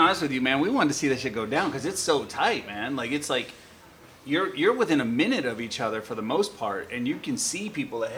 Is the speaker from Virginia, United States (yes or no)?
no; North Carolina, United States; we are from North Carolina